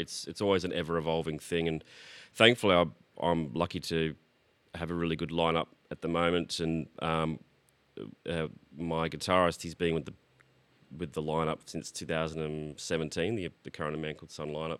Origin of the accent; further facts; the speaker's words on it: Brisbane, Queensland, Australia; moved away as an adult; also born or lived in Sydney; now in Melbourne, Australia; I was born in Sydney but grew up in Brisbane.